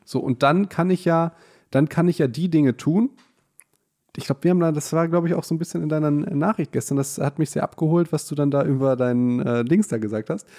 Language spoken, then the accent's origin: German; Hagen, North Rhine-Westphalia, Germany; wir kommen ja aus Hagen